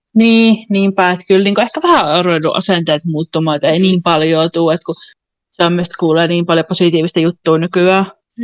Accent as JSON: {"language": "Finnish", "country": "Finland", "also_born_or_lived": "Kuopio", "moved": "yes", "lives_now": "Copenhagen, Denmark", "said": "mä oon Suomesta"}